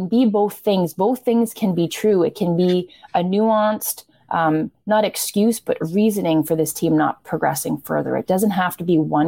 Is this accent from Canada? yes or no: yes; Canada